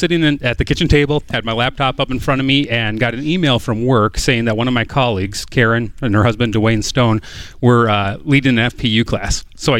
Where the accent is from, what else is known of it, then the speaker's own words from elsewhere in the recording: United States; We're from a small town right across the river from St. Paul, Minnesota.